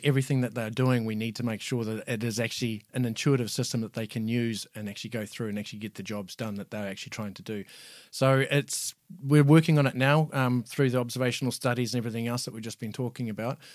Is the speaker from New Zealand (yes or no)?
yes; New Zealand; moved away as an adult; now in Ireland; living and working in New Zealand. Obviously, that's where I'm from. You might know if my accent is not Irish